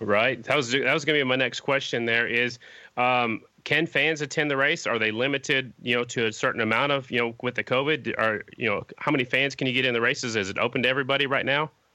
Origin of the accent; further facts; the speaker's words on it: Oklahoma City, Oklahoma, United States; I'm from Oklahoma City